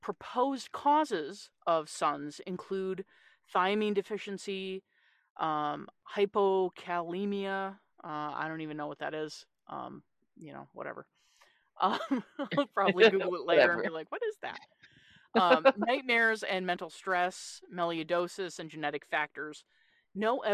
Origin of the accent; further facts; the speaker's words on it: Newfoundland and Labrador, Canada; So I'm originally from a place called Newfoundland in Canada